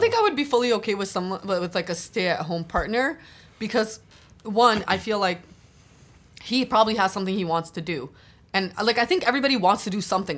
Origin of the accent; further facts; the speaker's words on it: Toronto, Ontario, Canada; also born or lived in Scarborough, Toronto / Albania; I grew up in Don Mills, but then I moved to Scarborough